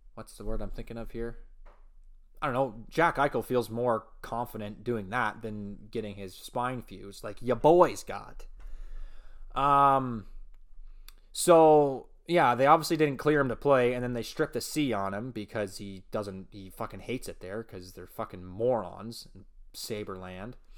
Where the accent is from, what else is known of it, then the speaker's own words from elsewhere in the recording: Elmira, Ontario, Canada; That's my original hometown. Actually, you know, it's just my hometown